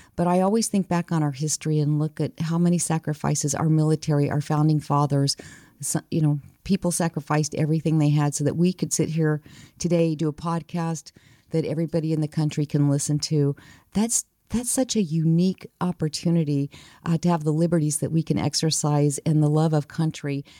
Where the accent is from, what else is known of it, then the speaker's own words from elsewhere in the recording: New Mexico, United States; I grew up, born and raised in New Mexico